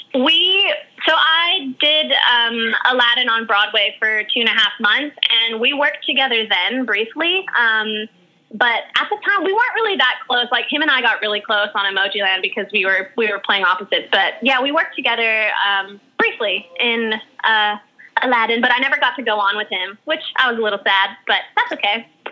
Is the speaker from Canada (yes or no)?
no; Guam; moved away as an adult; also born or lived in Hawaii / Australia; now in New York, United States; I lived on Guam from when I was three years old all the way till I was 21.